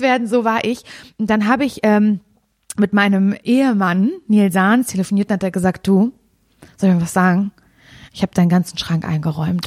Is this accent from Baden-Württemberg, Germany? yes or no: no; Parchim, Mecklenburg-Vorpommern, Germany; moved away; wieder in meine Heimatstadt Parchim gefahren